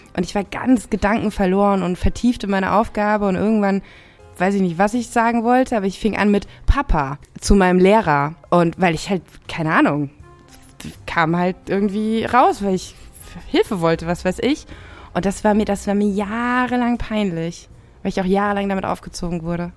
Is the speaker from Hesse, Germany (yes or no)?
no; Rhineland-Palatinate, Germany; ich bin in der Pfalz groß geworden